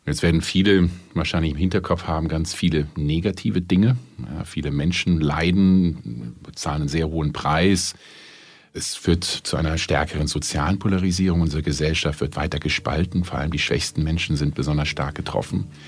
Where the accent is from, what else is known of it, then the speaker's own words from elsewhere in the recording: Berlin, Germany; Ich bin Berliner, Deutscher und Europäer.